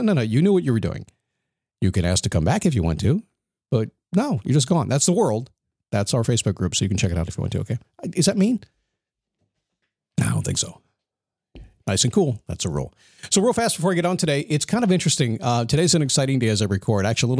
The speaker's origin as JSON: {"language": "English", "town": "Virginia Beach", "region": "Virginia", "country": "United States", "tie": "born there", "said": "when I was born in the Portsmouth Naval Hospital in Virginia Beach, Virginia."}